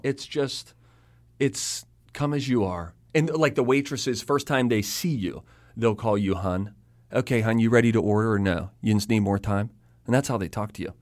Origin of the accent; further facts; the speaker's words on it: Pittsburgh, Pennsylvania, United States; moved away; I'm from Pittsburgh